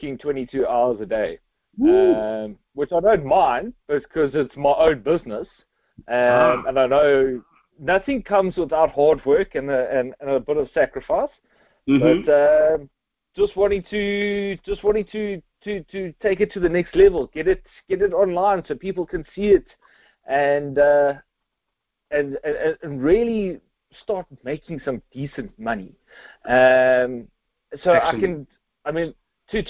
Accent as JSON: {"language": "English", "town": "Cape Town", "region": "Western Cape", "country": "South Africa", "said": "I'm from Cape Town, South Africa. So I'm like halfway across the world right now, sitting at my desk"}